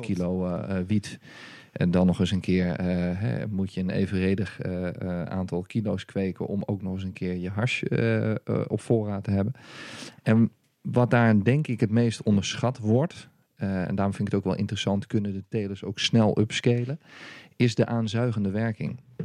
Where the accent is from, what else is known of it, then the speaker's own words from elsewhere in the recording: Raalte, Overijssel, Netherlands; also born or lived in Haarlem; oorspronkelijk kom ik uit Haarlem. En eh, uiteindelijk ben ik eh, als jonge jongen ben ik, in de regio van Deventer terechtgekomen. Toen was ik een, een, jaar of zes